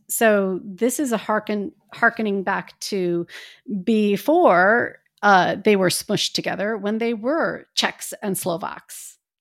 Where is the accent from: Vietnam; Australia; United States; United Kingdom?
United States; Midwest; I grew up in the Midwest